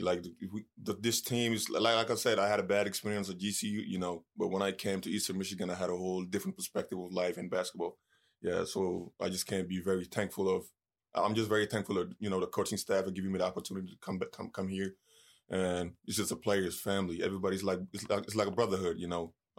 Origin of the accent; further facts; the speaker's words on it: Senegal; It's like, you know, I grew up in Senegal. Soccer is the number one sport. I didn't start playing until I was 14, you know.